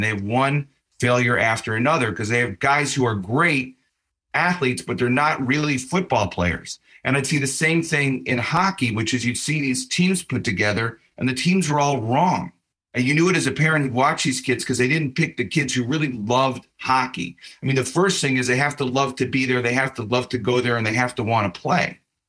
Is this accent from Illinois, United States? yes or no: yes; Chicago, Illinois, United States; And I said I'm from Chicago. I'm a Bears fan.